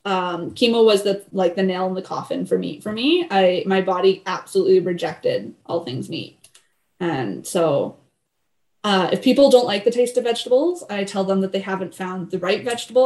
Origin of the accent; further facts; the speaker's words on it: Canada; I'm Canadian.